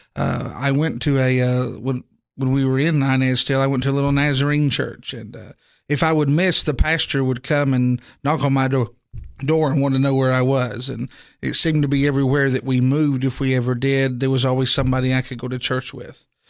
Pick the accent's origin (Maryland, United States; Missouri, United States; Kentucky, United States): Kentucky, United States; Inez; moved away; I actually grew up in eastern Kentucky, um, in a, a small Appalachian town called Inez, Kentucky